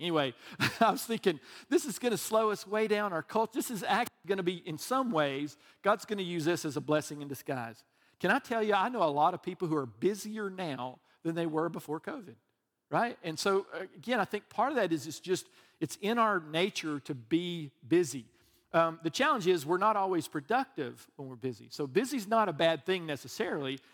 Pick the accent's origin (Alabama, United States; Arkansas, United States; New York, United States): Alabama, United States; I'm from Alabama